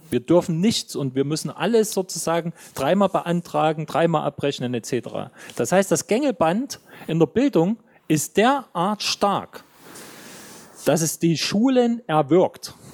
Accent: Jena, Thuringia, Germany; Ich weiß nicht, wie das in anderen Bundesländern ist, aber bei uns in Thüringen ist es unerträglich.

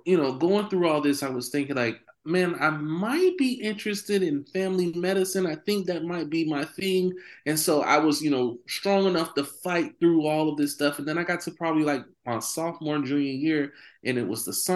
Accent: Miami, Florida, United States; I grew up here in Miami, Florida, 305 to the day I die. Liberty City, to be exact.

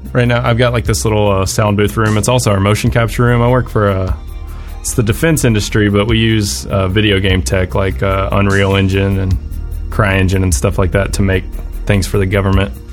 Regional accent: Pensacola, Florida, United States; I grew up in a town called Pensacola, Florida

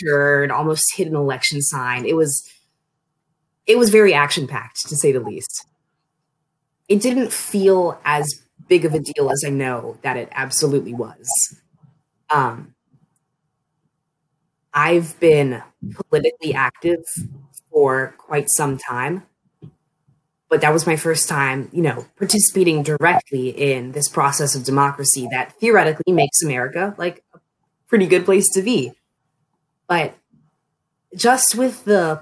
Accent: Annapolis, Maryland, United States; moved away as an adult; also born or lived in Frostburg, Maryland; I'm from the Annapolis region of Maryland

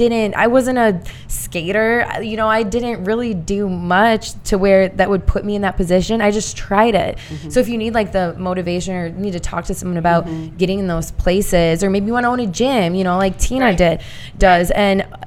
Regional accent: Indiana, United States; Long story short, I'm a girl from Indiana.

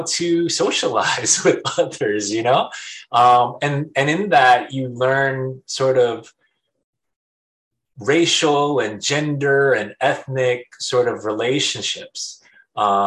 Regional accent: San Diego, California, United States; now in Hawaii, United States; I was actually raised in San Diego.

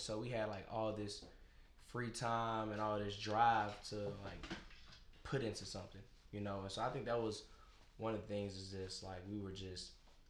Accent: Nashville, Tennessee, United States; I'm from Bordeaux. They from Antioch. You know what I'm saying? We just south side, north side. We just raised different.

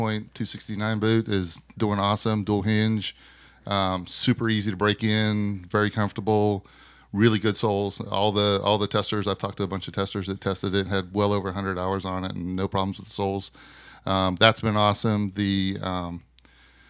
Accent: Pennsylvania, United States; I'm from Pennsylvania

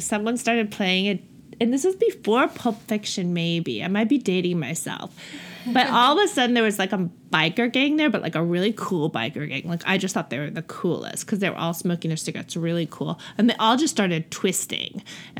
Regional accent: Cape Town, Western Cape, South Africa; accent: Cape Town; Yes. And I don't hear my accent at all. And it's a really strange thing, but I know I have an accent.

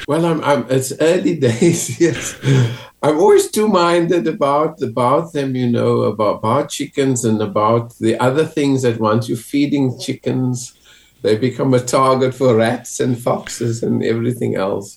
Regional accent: Western Cape, South Africa; moved away; growing up in South Africa. And especially the Western Cape, where I was

